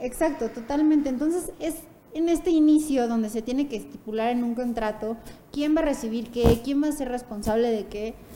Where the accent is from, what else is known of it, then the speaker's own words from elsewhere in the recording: Puebla, Mexico; moved away; also born or lived in Santa Fe, Mexico City; nací y crecí en Puebla, estudié en Puebla